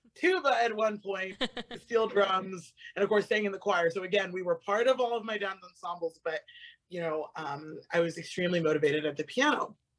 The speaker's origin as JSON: {"language": "English", "town": "Avon Park", "region": "Florida", "country": "United States", "tie": "born or raised there", "said": "I grew up in Florida um, right in the center of the state in uh, Avon Park, Florida."}